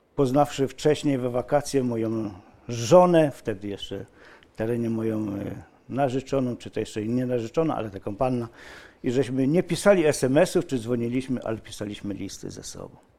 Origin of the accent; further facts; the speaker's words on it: near Malbork, Pomeranian Voivodeship, Poland; moved away as an adult; now in Silesia, Poland; ja pochodzę spod Malborka. Spod Malborka. Przyjechałem czterdzieści pięć lat temu na Śląsk.